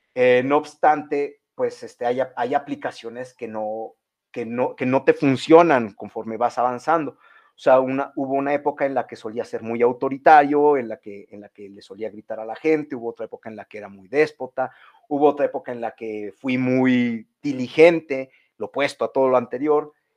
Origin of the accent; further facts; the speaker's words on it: Mexico; nosotros sí somos mexicanos